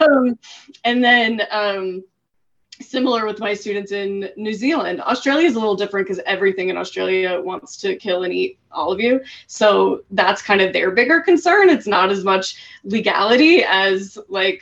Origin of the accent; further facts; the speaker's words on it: Colorado, United States; moved away as an adult; So I grew up in Colorado. I lived in Colorado for the first 30 years of my life